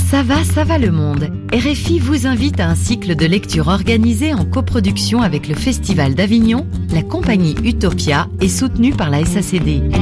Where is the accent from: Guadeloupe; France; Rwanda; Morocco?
Rwanda; Cyangugu, Western Province; born there; je suis métisse, belgo-rwandaise. Mon père est belge et ma mère est rwandaise. Je suis née à Changougou, à la frontière du Congo et du Rwanda.